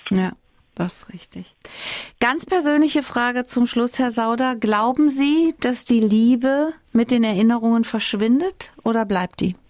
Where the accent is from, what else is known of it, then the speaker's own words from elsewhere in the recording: Saarland, Germany; Bei uns im Saarland